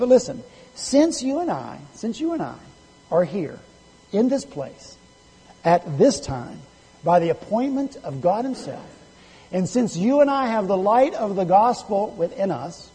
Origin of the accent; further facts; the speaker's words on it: West Virginia, United States; I'm from West Virginia